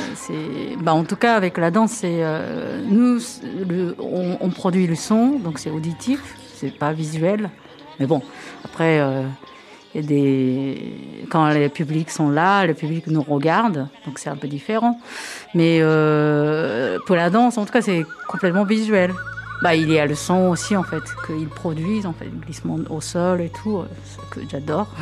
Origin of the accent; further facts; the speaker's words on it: Japan; moved away as an adult; now in France; J'ai grandi complètement au Japon. je suis pure, pure japonaise